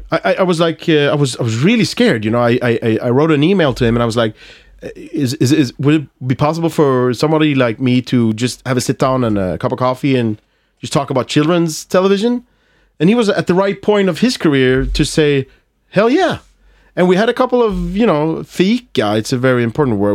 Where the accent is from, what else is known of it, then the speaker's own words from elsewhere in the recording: Malmö, Skåne, Sweden; accent: Scanian (skånska); English is a second language; I'm from Malmö, so I have this, I, I, I speak, uh, skånska.